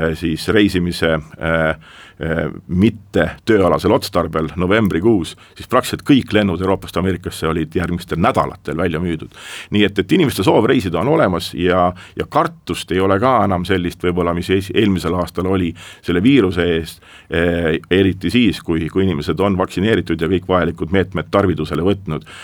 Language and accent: Estonian; Estonia; ma olen eestlane